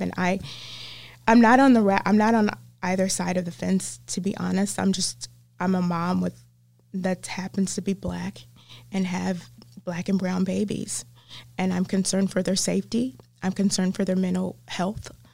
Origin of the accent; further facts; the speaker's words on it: the South, United States; accent: southern; my southern accent